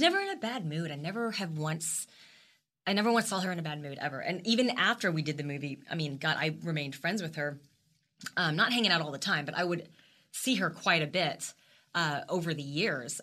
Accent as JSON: {"language": "English", "region": "Texas", "country": "United States", "said": "the only Asian American actress from Texas."}